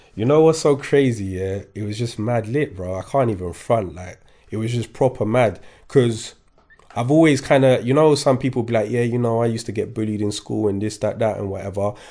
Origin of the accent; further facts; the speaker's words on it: Kingston, London, United Kingdom; English is a second language; also born or lived in Paris, France; I grew up in Kingston